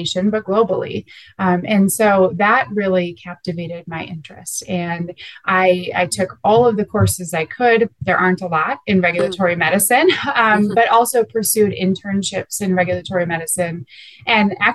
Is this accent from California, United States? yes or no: no; Minnesota, United States; now in Colorado, United States; I'm actually originally from Minnesota, so not a Colorado native, but I do love it out here in Colorado.